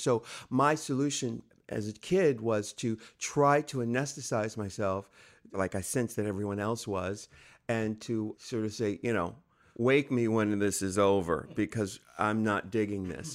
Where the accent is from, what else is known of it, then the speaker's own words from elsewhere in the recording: San Diego, California, United States; I'm from San Diego, California, just little over 100 miles from where we are right now